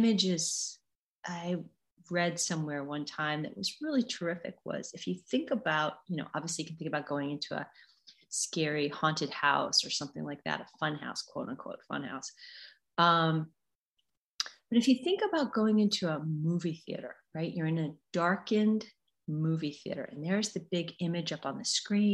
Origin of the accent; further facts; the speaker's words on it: United States; I'm an American